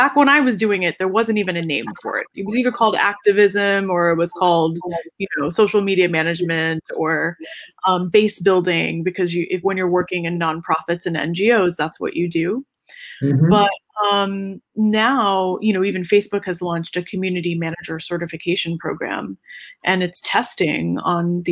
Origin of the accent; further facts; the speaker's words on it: North Carolina, United States; North Carolina, my home state